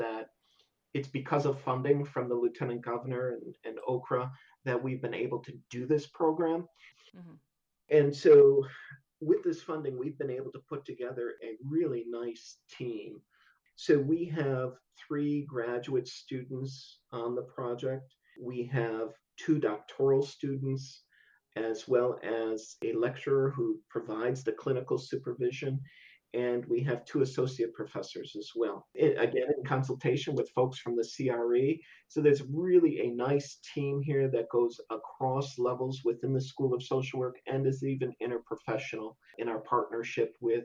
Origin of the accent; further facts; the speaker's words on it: Buffalo, New York, United States; moved away as an adult; now in Southern Indiana, United States; I'm originally from Buffalo, New York.